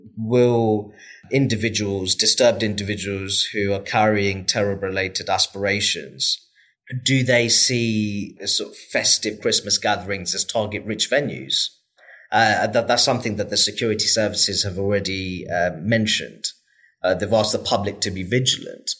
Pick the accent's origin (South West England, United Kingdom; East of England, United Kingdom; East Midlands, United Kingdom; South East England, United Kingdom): East of England, United Kingdom; Luton; my experience of growing up in Luton and still living in Luton